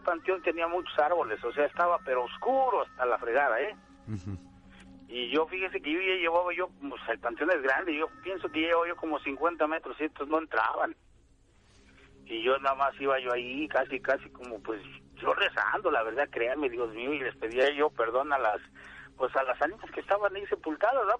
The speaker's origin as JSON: {"language": "Spanish", "town": "Santa Cruz Atizapán", "region": "State of Mexico", "country": "Mexico", "tie": "born or raised there", "said": "allá en mi pueblo. Soy de Santa Cruz, Atizapán, del Estado de México"}